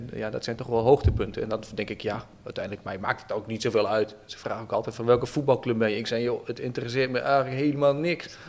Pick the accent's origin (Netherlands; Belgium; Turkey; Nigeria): Netherlands; Oldenzaal, Overijssel; now in Utrecht, Netherlands; Ik ben een klein mm-hmm. jongetje geboren en getogen in het Twente, mm-hmm. in Oldenzaal